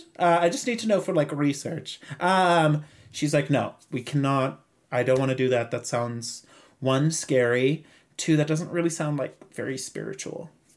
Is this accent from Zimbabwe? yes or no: yes; Zimbabwe; accent: Zimbabwean; English is a second language; my accent is a lot thicker because I've just come back from home, and obviously, you know, I like was rejuvenated with Zimbabwean accent.